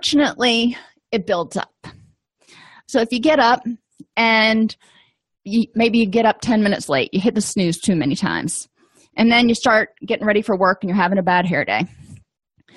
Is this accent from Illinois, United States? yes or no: no; South Florida, United States; I grew up in South Florida